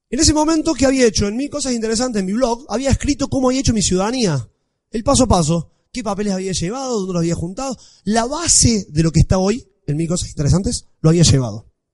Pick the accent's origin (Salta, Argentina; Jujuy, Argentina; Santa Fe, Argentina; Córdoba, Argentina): Córdoba, Argentina; Villa María; accent: Cordoban tonada; moved away as an adult; also born or lived in Parma, Italy; now in Rome, Italy; nací en Villa María, en Córdoba, por si no se dieron cuenta, soy de Córdoba. ¿Se nota mucho la tonada? Bien, bueno. Eh, estudié allá, me crié allá